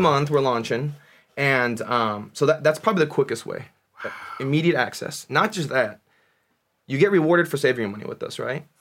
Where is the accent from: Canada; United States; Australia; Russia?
United States; my parents were born in Korea, I was born in America